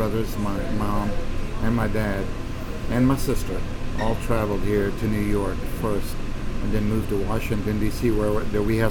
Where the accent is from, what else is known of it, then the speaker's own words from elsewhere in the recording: Ramallah, West Bank, Palestine; now in Arlington, Virginia, United States; Ramallah, my hometown where I was born, it's one of the beautiful places in the West Bank.